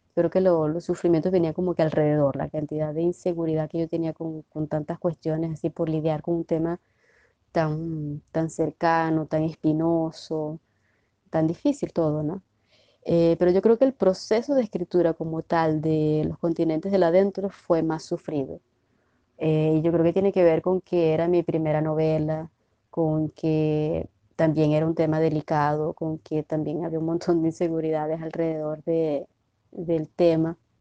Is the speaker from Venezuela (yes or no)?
yes; Maracaibo, Zulia, Venezuela; moved away as an adult; also born or lived in Cuba; now in Brazil; no solamente soy maracucha o venezolana